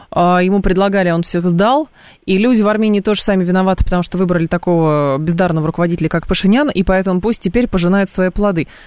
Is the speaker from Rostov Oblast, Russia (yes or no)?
yes; Rostov-on-Don, Rostov Oblast, Russia; Я вырос в Ростове